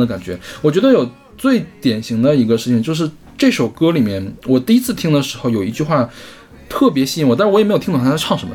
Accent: China; 毕竟咱们是中国人

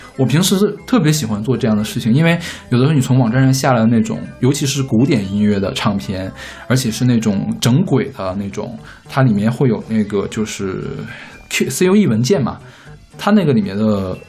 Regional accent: Northeast China, China; moved away; 我是东北人，我们家那边日出特别早

